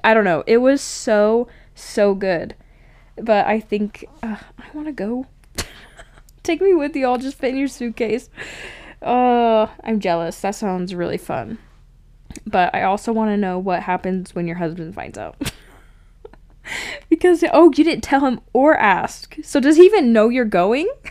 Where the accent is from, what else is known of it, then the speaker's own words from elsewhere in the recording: Cache Valley, Utah, United States; I grew up in Cache Valley area